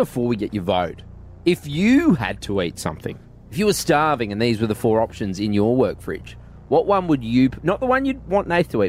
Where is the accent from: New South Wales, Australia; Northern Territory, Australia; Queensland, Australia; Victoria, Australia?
Queensland, Australia; Goondiwindi; moved away; I grew up in Gundawindi, I grew up in a small country town.